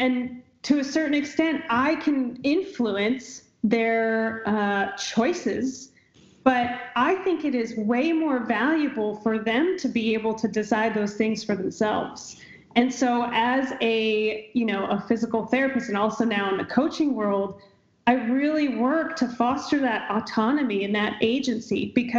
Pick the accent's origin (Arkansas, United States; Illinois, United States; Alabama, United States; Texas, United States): Illinois, United States; moved away; when I grew up in Illinois.